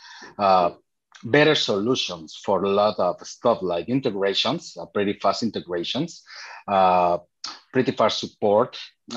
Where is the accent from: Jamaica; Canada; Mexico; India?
Mexico; I am from Mexico. I was working in several stores here in Mexico for e-commerce